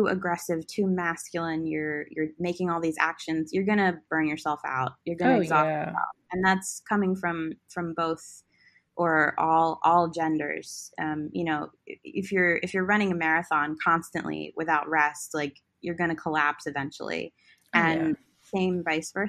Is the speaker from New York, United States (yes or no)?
no; West Chester, Pennsylvania, United States; I was born here on August 28th, 1989 at 12:04 p.m. in Westchester, Pennsylvania